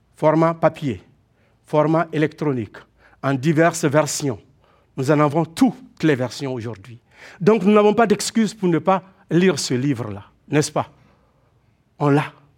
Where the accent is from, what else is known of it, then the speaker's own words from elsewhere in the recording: Quebec, Canada; En tant que Québécois, nous savons ce que c'est que le froid.